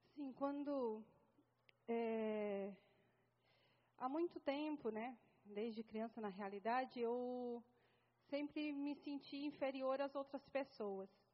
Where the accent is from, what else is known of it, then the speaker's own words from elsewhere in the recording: São Paulo, Brazil; moved away as an adult; vim para cá, eu sou paulista, né? Estou aqui há cinco anos